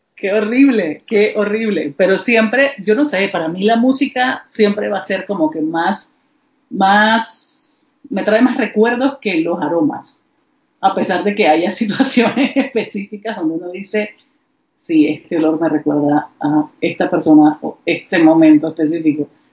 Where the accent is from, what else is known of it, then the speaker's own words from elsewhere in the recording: Panama; moved away; also born or lived in Nicaragua; yo soy panameña